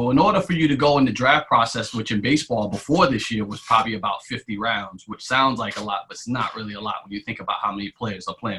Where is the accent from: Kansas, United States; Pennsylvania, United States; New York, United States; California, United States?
New York, United States; But for me growing up, we grew up in Shea Stadium, right? And I used to say we grew up in Shea Stadium.